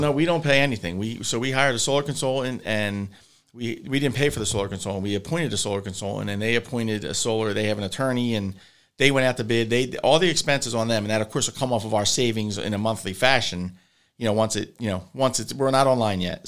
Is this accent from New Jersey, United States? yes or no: yes; Hammonton, New Jersey, United States; we're from Hamilton, you know, uh, it's a very hunting community